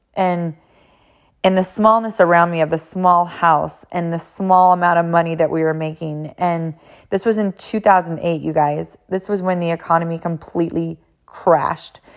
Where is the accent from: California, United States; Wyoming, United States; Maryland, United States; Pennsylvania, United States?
California, United States; moved away as an adult; also born or lived in Hawaii / Boston; I am from California originally, and then I moved to Hawaii